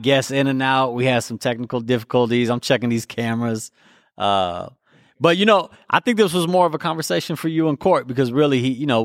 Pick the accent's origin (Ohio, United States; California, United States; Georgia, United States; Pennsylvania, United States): California, United States; Sacramento; I'm from Sacramento